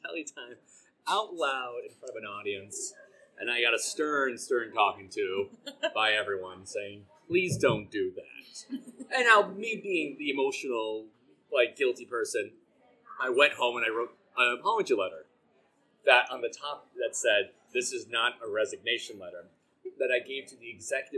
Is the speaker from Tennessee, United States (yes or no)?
no; Glenview, Illinois, United States; moved away as an adult; now in Chicago, United States; in Glenview, like, I'm from Grace Lake